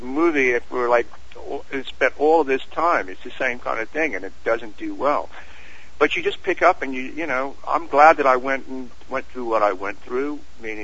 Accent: England, United Kingdom; we're English

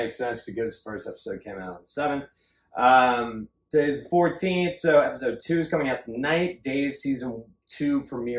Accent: Northern Virginia, United States; now in Los Angeles, United States; I grew up in Northern Virginia.

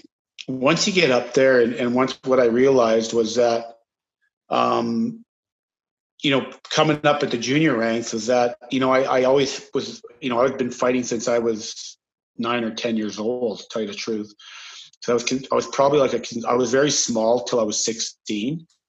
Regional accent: St. Louis, Saskatchewan, Canada; Started, there's not much to do in St. Louis, Saskatchewan, actually. It's a town of 500.

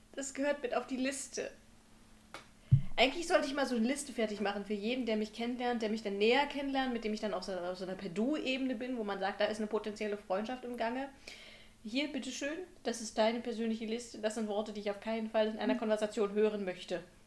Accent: Brandenburg, Germany; moved away as an adult; now in Halle, Germany; wenn ich als Brandenburger hier in Halle sitze

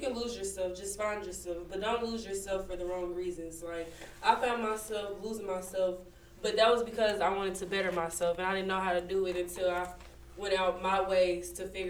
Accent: Kansas City, United States; moved away; No grad school, but I do plan to go back home in Kansas City.

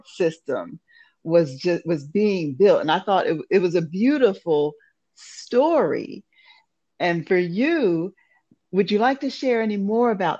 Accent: Pennsylvania, United States; moved away; I'm originally from Pennsylvania

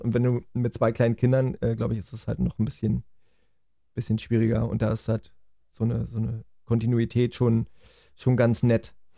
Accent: Germany; bei uns in Deutschland

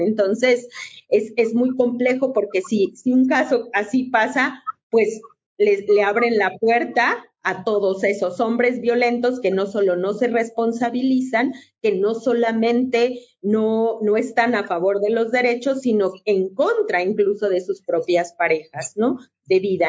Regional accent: León, Guanajuato, Mexico; Yo soy guanajuatense, primero voy a ser guanajuatense y siempre a leonesa

